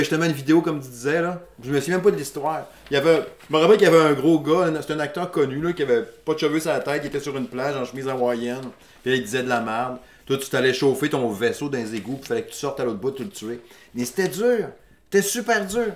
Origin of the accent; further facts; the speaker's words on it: Saguenay, Quebec, Canada; moved away as an adult; je suis natif du Saguenay. Puis je déménageais à Québec